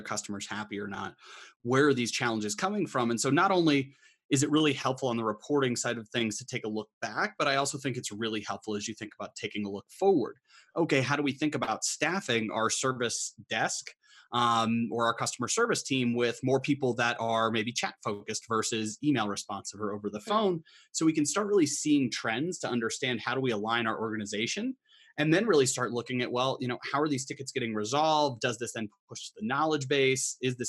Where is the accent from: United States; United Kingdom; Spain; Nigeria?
United States; Colorado; also born or lived in Boston; I'm originally from Colorado, but was in Boston for the last 4.5 years at HubSpot HQ.